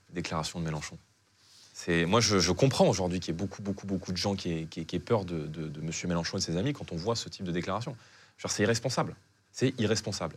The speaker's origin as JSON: {"language": "French", "town": "Saint-Denis", "region": "Île-de-France", "country": "France", "tie": "born or raised there", "said": "J'ai grandi donc à Saint-Denis, dans une cité HLM"}